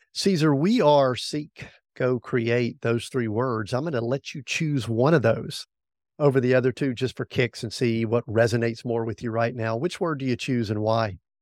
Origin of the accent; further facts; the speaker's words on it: the Bible Belt, the South, United States; I grew up in the South, the Bible Belt